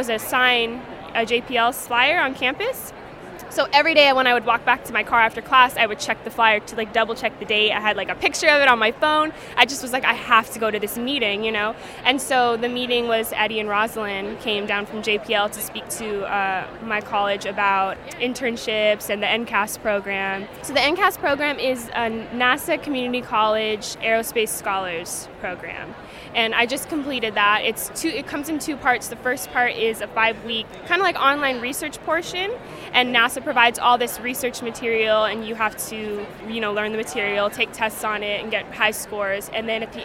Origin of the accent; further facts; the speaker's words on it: Los Angeles, California, United States; I'm from Los Angeles.